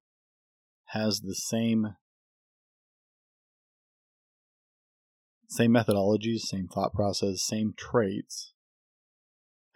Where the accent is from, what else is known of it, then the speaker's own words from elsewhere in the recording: United States; As an American